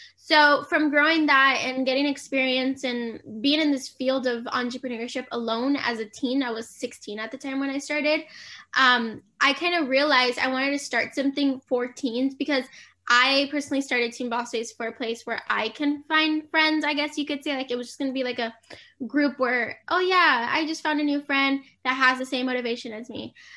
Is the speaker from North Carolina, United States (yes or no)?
no; San Diego, California, United States; I'm from San Diego, California.